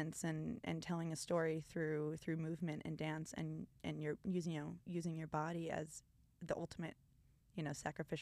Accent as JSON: {"language": "English", "region": "Connecticut", "country": "United States", "tie": "born or raised there", "also_born_or_lived": "Colorado", "moved": "as an adult", "lives_now": "Philadelphia, United States", "said": "growing up in Connecticut"}